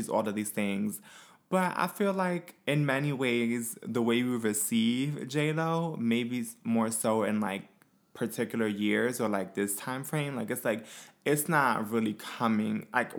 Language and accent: English; Brooklyn, New York, United States; I'm from Brooklyn.